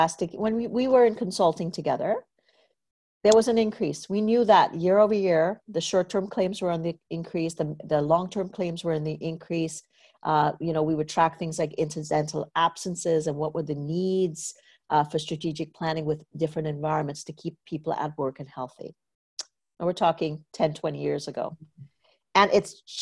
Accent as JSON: {"language": "English", "country": "Trinidad & Tobago", "tie": "born or raised there", "moved": "yes", "said": "I grew up in Trinidad and Tobago"}